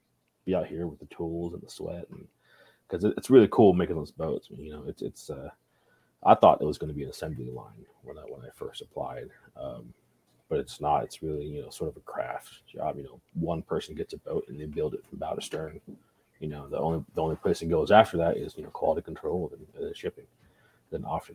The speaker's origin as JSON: {"language": "English", "region": "Texas", "country": "United States", "tie": "born or raised there", "said": "I grew up in Texas"}